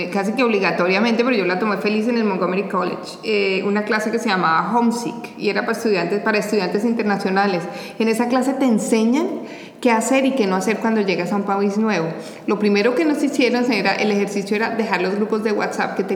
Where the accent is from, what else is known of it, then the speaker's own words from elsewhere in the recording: Colombia; Ángela también es colombiana, nosotros somos orgullosas colombianas